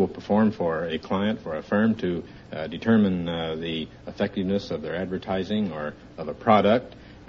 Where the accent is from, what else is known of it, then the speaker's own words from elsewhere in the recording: Kansas City, United States; I was born, reared, educated in Kansas City, Gacho.